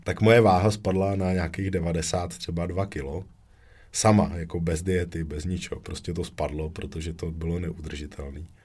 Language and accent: Czech; Děčín, Ústí nad Labem Region, Czechia; u nás v Děčíně